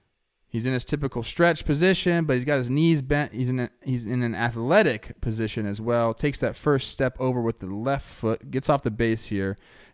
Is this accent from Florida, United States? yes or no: yes; Florida, United States; This is my city. I'm from Florida, baby.